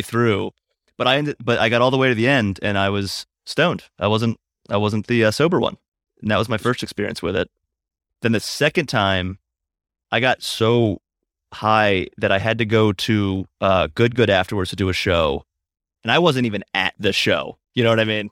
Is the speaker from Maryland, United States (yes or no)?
yes; Hagerstown, Maryland, United States; moved away; I'm in my hometown of Hagerstown, Maryland